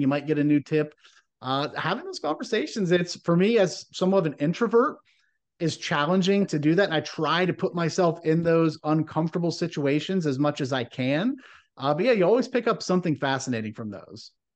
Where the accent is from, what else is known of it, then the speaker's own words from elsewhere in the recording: Midwest, United States; growing up in the Midwest